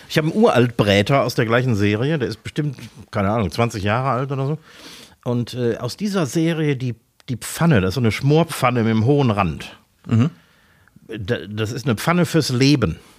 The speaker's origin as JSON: {"language": "German", "town": "Essen", "region": "North Rhine-Westphalia", "country": "Germany", "tie": "born or raised there", "also_born_or_lived": "Mülheim an der Ruhr", "said": "ich wurde tatsächlich in, in Essen, Essen-Werden geboren"}